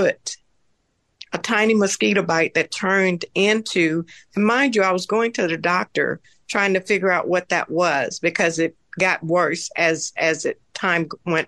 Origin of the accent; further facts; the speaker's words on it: the South, United States; moved away as an adult; I'm from the South